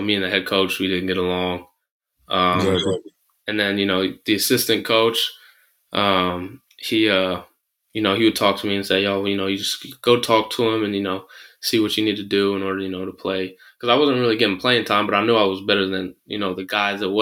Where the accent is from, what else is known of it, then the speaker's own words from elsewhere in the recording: San Francisco, California, United States; also born or lived in Manchester, United Kingdom; I ended up growing up in San Francisco